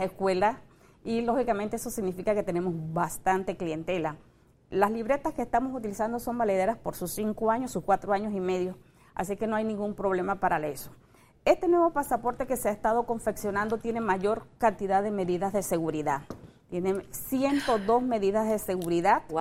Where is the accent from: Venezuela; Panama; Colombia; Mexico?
Panama; como panameños